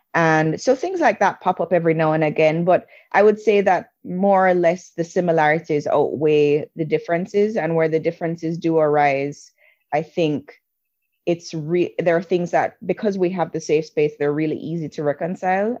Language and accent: English; Jamaica; moved away as an adult; also born or lived in England / New York; I grew up in a black country, or a black majority country. I grew up in Jamaica.